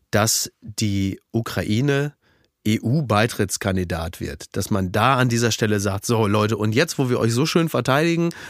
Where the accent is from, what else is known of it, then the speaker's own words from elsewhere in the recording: Germany; Sind wir als Deutsche